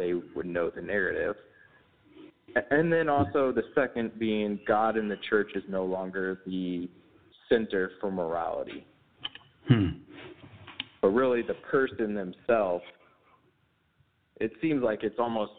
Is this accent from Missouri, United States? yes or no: yes; St. Louis, Missouri, United States; also born or lived in Texas; now in Remsen, United States; I'm from St. Louis